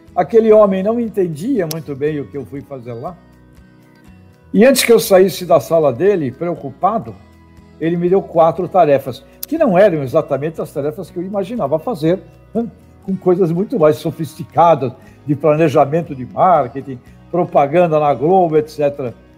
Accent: Santos, São Paulo, Brazil; lá na cidade de Santos, aliás, onde eu nasci. É, e lá eu me criei

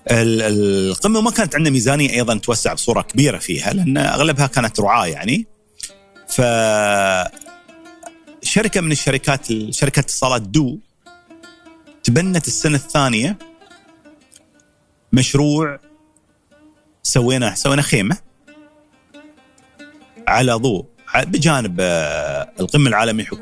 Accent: United Arab Emirates; فبغيت انا حد من الشباب اللي عندنا في الامارات تكون له بصمه في المتحف هاي.

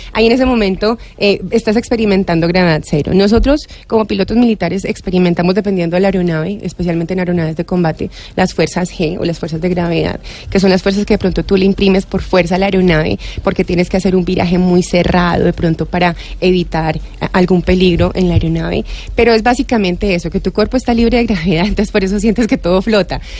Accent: Colombia; Nosotros somos colombianos

